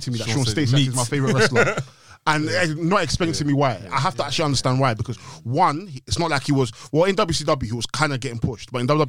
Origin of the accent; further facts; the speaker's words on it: Ghana; Because I'm Ghanaian, innit?